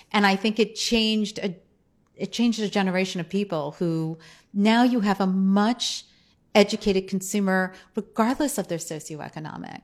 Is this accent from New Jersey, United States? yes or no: yes; New Jersey, United States; I grew up in New Jersey